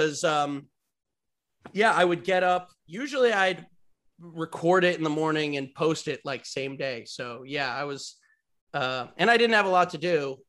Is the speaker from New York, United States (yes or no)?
yes; Westchester, New York, United States; I'm from Westchester.